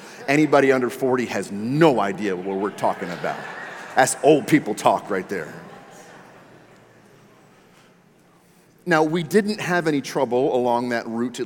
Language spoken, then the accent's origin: English; Maryland, United States; born or raised there